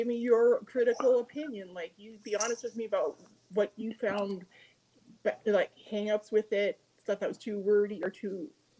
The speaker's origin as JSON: {"language": "English", "region": "Montana", "country": "United States", "moved": "yes", "said": "I am from Montana. I spent most of my life in Montana."}